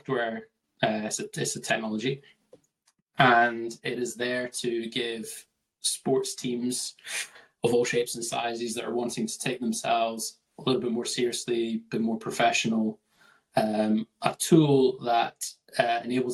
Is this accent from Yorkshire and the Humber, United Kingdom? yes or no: no; Scotland, United Kingdom; from Scotland